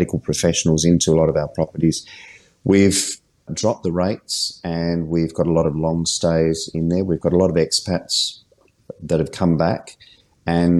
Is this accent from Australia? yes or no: yes; Adelaide, South Australia, Australia; I'm actually from Adelaide